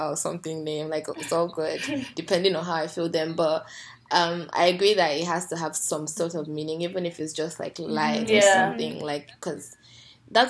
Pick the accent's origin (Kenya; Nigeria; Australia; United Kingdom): Nigeria; moved away as an adult; now in Canada; I really liked my experience growing up in Nigeria